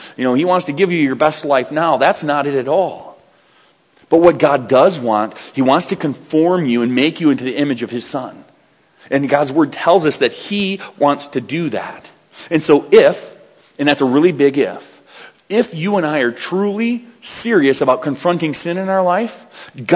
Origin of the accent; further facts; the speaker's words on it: United States; I'm an American